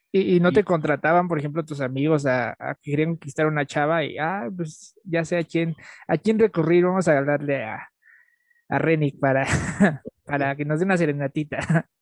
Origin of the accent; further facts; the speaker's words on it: Mexico; como todo mexicano